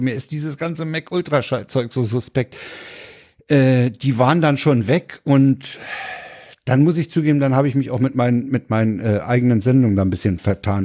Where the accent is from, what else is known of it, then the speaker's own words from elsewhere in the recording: Berlin, Germany; ich war ja Berliner